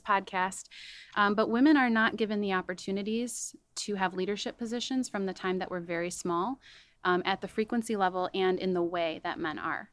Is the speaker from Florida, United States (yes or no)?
no; Chicago suburbs, Illinois, United States; also born or lived in Denver; I grew up in the Chicago suburbs